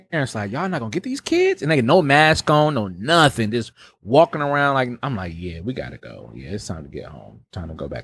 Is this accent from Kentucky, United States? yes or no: no; Milwaukee, Wisconsin, United States